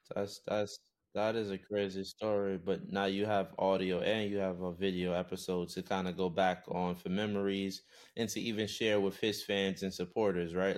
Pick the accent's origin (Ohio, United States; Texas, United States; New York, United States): New York, United States; I come from New York, and that's the U S